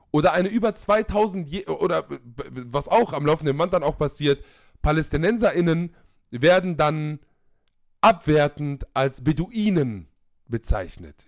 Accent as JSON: {"language": "German", "country": "Germany", "tie": "born or raised there", "said": "ich bin auch in Deutschland aufgewachsen"}